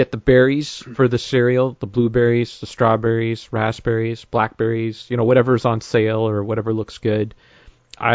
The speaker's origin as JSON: {"language": "English", "region": "Northern Ontario", "country": "Canada", "tie": "born or raised there", "moved": "yes", "lives_now": "Southern Ontario, Canada", "said": "I grew up in Northern Ontario"}